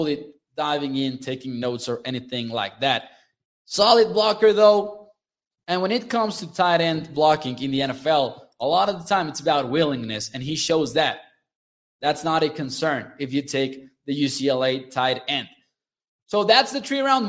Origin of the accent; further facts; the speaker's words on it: Chihuahua, Mexico; from where I live in Chihuahua, Mexico